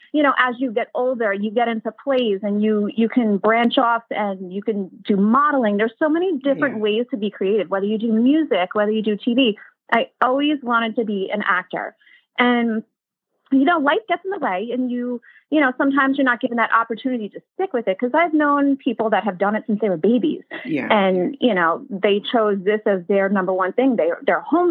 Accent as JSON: {"language": "English", "region": "New York", "country": "United States", "tie": "born or raised there", "said": "I grew up in New York. I still live here."}